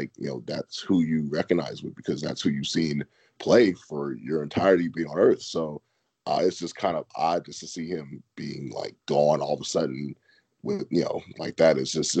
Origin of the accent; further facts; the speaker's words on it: Southern California, United States; I'm from Southern California as well.